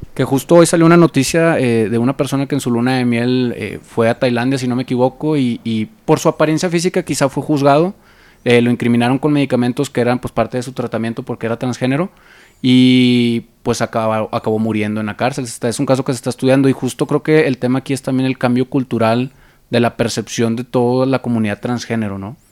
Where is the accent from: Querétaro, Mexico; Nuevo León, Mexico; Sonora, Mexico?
Nuevo León, Mexico; Monterrey; now in Mexico City, Mexico; yo soy de Monterrey